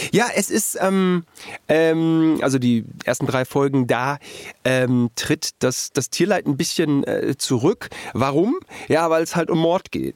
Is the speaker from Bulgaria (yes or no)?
no; Germany; als Deutscher